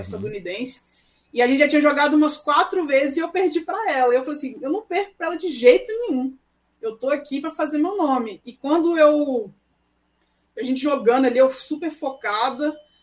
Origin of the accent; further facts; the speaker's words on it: Belo Horizonte, Minas Gerais, Brazil; moved away as an adult; now in Brasília, Brazil; que eu sou mineirinha